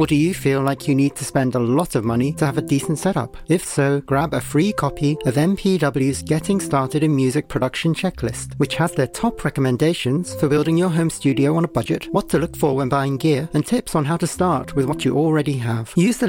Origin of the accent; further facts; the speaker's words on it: London, United Kingdom; I'm from London